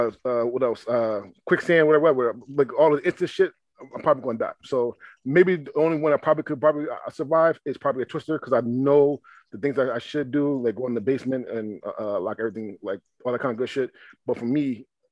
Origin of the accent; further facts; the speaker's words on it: Philadelphia, Pennsylvania, United States; also born or lived in Seaside, Oregon; I'm from Philly